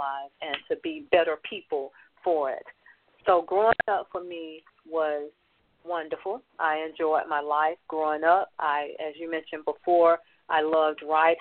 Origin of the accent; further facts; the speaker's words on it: Atlanta, Georgia, United States; I grew up in Atlanta, Georgia, and I'm a product of the project